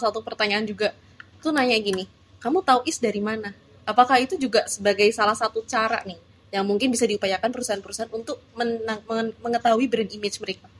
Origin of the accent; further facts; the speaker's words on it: Semarang, Central Java, Indonesia; kita orang Semarang